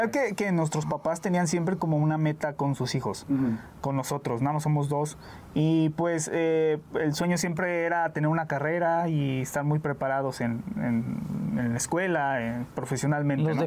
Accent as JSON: {"language": "Spanish", "town": "Saltillo", "region": "Coahuila", "country": "Mexico", "tie": "born or raised there", "also_born_or_lived": "Mazatlán, Mexico", "said": "Mira, nacimos en Mazatlán, Sinaloa, pero pues ya radicamos desde hace mucho tiempo, viajamos a la ciudad de Saltillo, Coahuila, estuvimos mucho tiempo allá"}